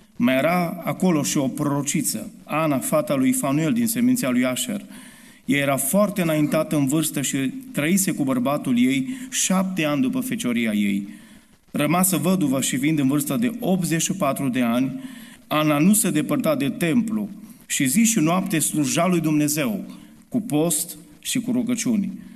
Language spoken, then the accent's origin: Romanian; Romania; sunt român 100%.